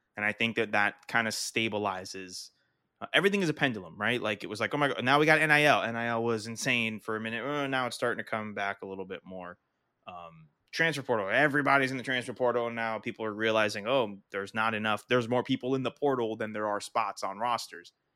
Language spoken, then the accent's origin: English; the South, United States; moved away; also born or lived in New England; growing up in the South